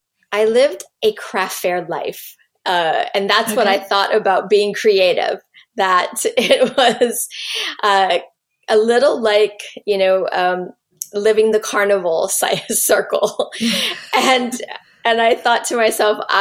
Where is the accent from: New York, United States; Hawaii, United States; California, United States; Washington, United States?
Hawaii, United States; I'm Native Hawaiian